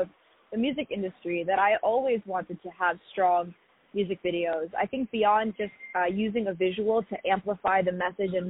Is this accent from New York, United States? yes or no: yes; New York City, New York, United States; I grew up in New York City